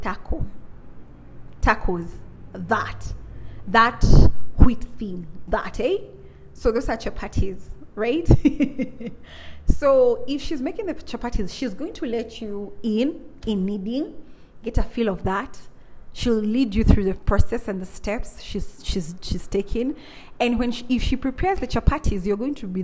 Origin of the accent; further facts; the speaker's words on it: Kenya; Being born and raised in Africa, more so in my Kikuyu African, in my Kikuyu culture